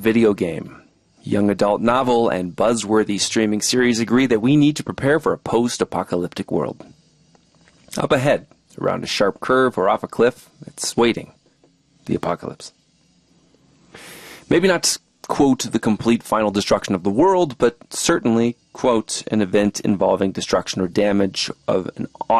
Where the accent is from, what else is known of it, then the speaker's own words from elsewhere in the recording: Oregon, United States; This summer, my hometown in southern Oregon was crushed under a heat dome, sweltering in triple-digit temperatures.